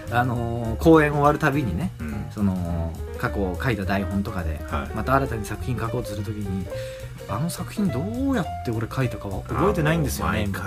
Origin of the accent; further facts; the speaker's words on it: Hokkaido, Japan; 僕はあの北海道出身ですから、まあ、寒さには強いんですけどね暑さにめちゃくちゃ弱いですから